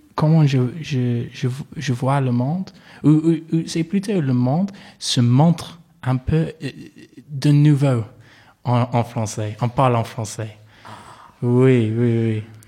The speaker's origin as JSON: {"language": "French", "town": "Manchester", "region": "North West England", "country": "United Kingdom", "tie": "born or raised there", "also_born_or_lived": "Toronto, Canada", "accent": "English", "second_language": "French", "moved": "as an adult", "said": "je suis né euh, à Manchester. c'est une, une, grande ville en Angleterre, du Nord."}